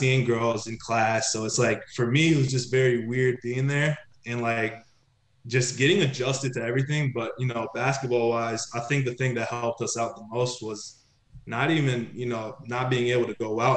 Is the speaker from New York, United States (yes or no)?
no; Dallas, Texas, United States; moved away as an adult; also born or lived in Tel Aviv, Israel; now in Akko, Israel; I'm Israeli, you know, I was born in Tel Aviv, but, you know, growing up outside of Dallas